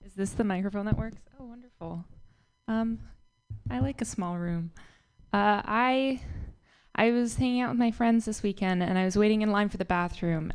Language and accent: English; Marin, California, United States; I'm from Marin